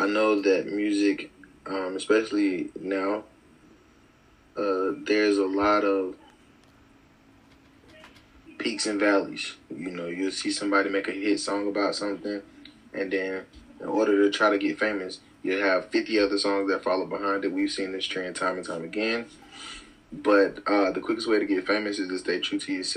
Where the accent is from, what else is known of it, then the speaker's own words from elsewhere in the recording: Winston-Salem, North Carolina, United States; I'm from Winston-Salem, North Carolina